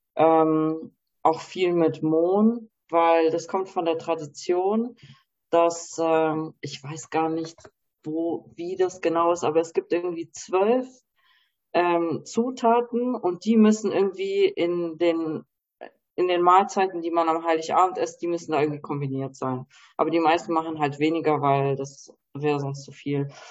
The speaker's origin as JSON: {"language": "German", "country": "Germany", "tie": "born or raised there", "said": "ich bin zwar in Deutschland geboren, aber habe halt auch ein polnische Wurzel"}